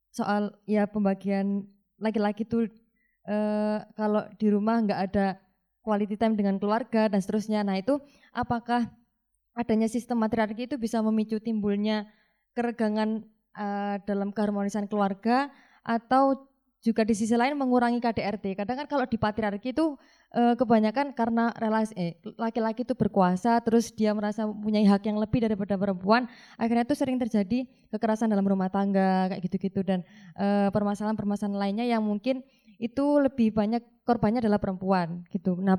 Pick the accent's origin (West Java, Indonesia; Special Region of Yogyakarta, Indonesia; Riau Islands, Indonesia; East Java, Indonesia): East Java, Indonesia; Malang; saya dari Malang.